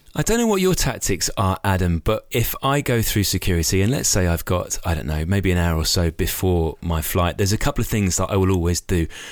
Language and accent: English; Knutsford, North West England, United Kingdom; my hometown of Knutsford